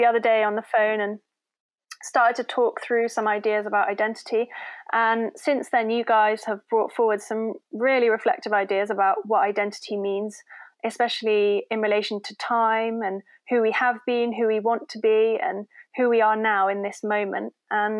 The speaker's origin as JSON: {"language": "English", "town": "Cheltenham", "region": "South West England", "country": "United Kingdom", "moved": "yes", "lives_now": "Falmouth, United Kingdom", "said": "I am also from Cheltenham"}